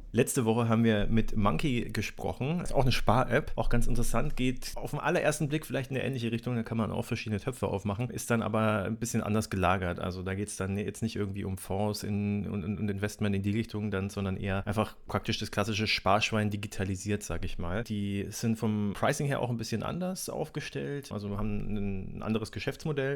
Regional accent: Nuremberg, Bavaria, Germany; ich bin in Nürnberg aufgewachsen

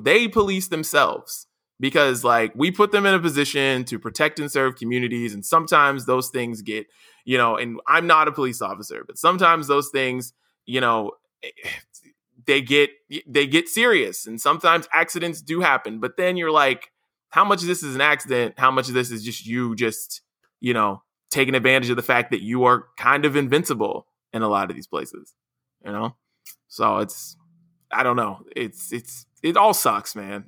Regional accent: West Virginia, United States; me growing up in West Virginia

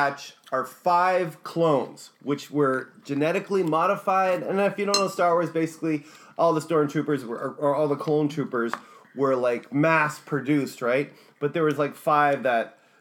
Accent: Ireland; I'm Irish

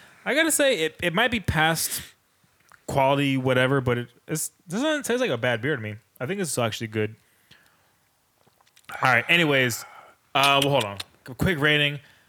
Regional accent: Richmond, California, United States; I come from Richmond, California.

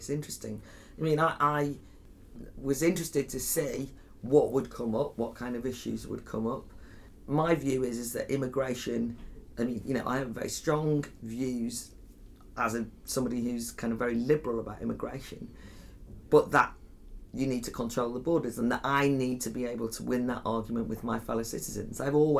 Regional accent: Wales, United Kingdom; I'm from North Wales, the Flintshire.

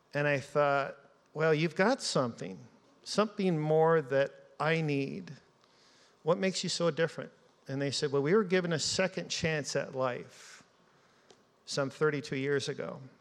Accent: Seattle, Washington, United States; moved away; also born or lived in Alaska; as a child growing up in Seattle

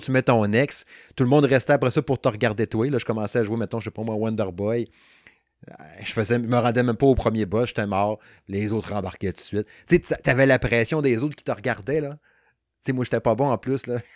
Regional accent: Quebec, Canada; moved away; je suis originaire du Saguenay-Lac-Saint-Jean. Je reste plus là depuis 1995

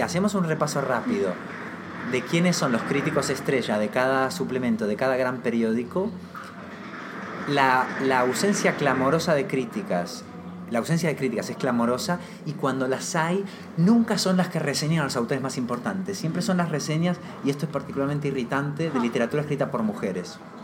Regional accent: Argentina

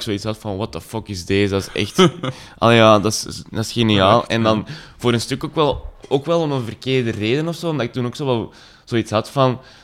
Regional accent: Zanto, Flanders, Belgium; moved away; ik ben van Zanto oorspronkelijk, dat ligt zo tegen Lier en Herentals

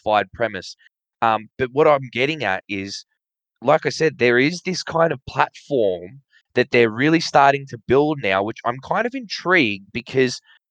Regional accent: Australia

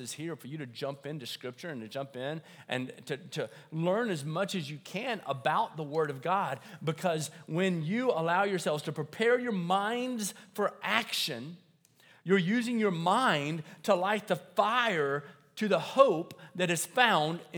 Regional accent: Deep South, United States; I grew up in the South, like deep South

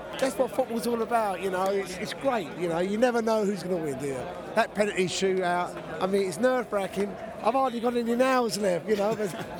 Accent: Spain; English is a second language; Where we come from? We come from Zaragoza

